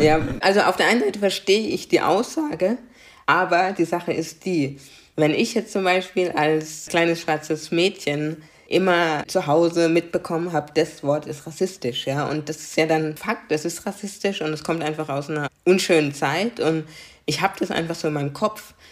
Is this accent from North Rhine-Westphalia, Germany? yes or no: no; Karlsruhe, Baden-Württemberg, Germany; first language German; ich bin in Karlsruhe geboren, ich kenne nichts anderes und ich bin Karlsruherin.